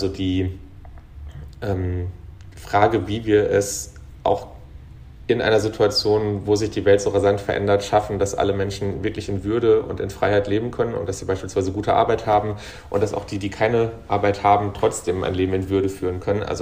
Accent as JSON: {"language": "German", "region": "North Rhine-Westphalia", "country": "Germany", "tie": "born or raised there", "said": "aber so emotional und auch von dem, wo ich herkomme, also als Kind des Ruhrgebiets, ähm, als jemand, ähm, also mein Großvater war auf der Krokerei"}